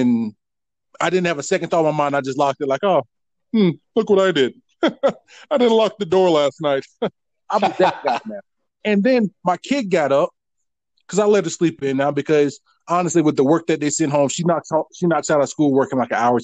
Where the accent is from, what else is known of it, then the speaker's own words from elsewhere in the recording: Jacksonville, Florida, United States; now in Billings, United States; I'm from North Florida, West Jacks, Duval County, Lackawanna, born and raised